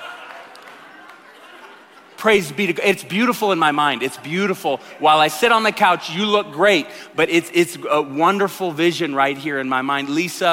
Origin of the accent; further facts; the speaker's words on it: Tulsa, Oklahoma, United States; moved away; I come from Tulsa